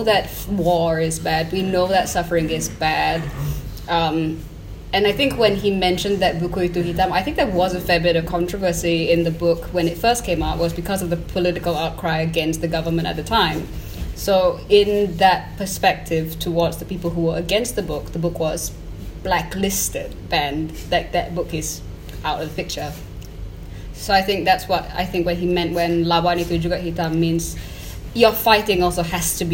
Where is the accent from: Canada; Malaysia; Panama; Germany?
Malaysia; a Malaysian citizen, as somebody who is colonized, westernized, but also still has such a great strength of nationalism in us